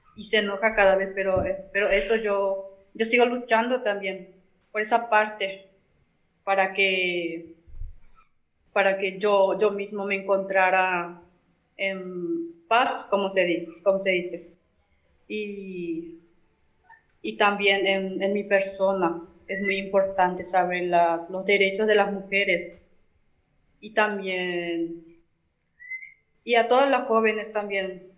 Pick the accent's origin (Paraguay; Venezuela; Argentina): Paraguay; Benjamín Aceval, Presidente Hayes; mi comunidad es Santa Rosa, del distrito de Benjamín Aceval